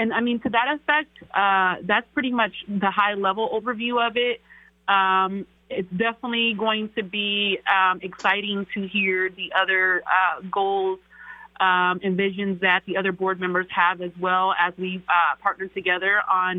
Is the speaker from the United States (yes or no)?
yes; Seattle, Washington, United States; also born or lived in East St. Louis, Illinois; I've been in Seattle since I was 7.